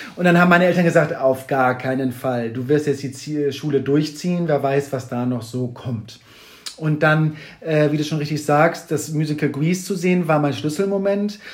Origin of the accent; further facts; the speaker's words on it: Kiel, Schleswig-Holstein, Germany; now in Hamburg, Germany; ich komme aus Kiel, wohne mittlerweile immer mal wieder on and off, aber äh, schlussendlich immer wieder in Hamburg